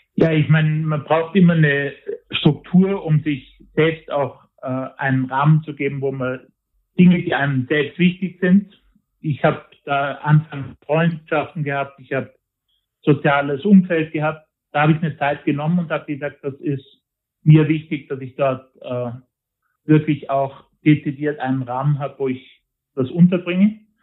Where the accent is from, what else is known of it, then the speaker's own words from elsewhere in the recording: Tyrol, Austria; bei uns in Tirol